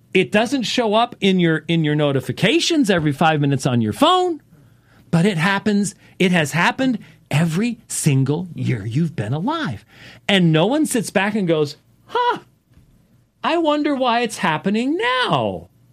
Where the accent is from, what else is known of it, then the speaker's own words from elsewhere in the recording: Minneapolis, Minnesota, United States; moved away; I was born in Minneapolis